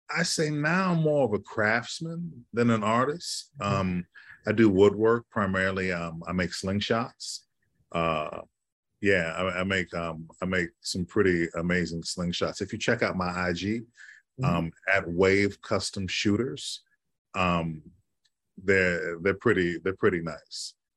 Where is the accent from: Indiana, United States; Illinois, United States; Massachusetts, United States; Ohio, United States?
Illinois, United States; Chicago; now in New York City, United States; I grew up in Chicago